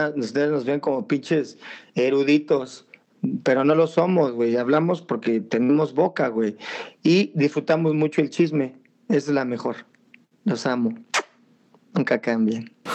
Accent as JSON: {"language": "Spanish", "region": "Mexico City", "country": "Mexico", "said": "Nosotros como chilangos"}